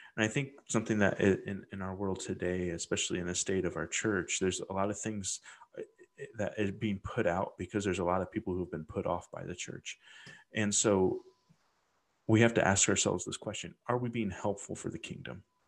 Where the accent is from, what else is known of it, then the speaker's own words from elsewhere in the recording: Midwest, United States; growing up in the Midwest